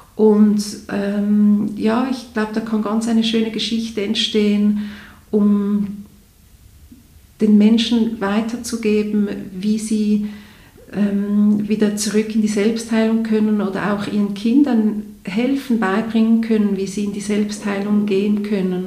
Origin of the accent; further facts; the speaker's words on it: Zurich, Switzerland; hier bei uns in Zürich in der Schweiz